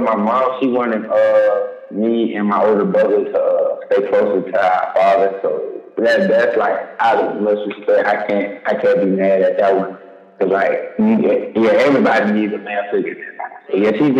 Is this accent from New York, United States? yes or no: no; Jonesboro, Georgia, United States; now in Selma, United States; I'm originally from Jonesboro, Georgia, but living in Selma, it has its ups and downs.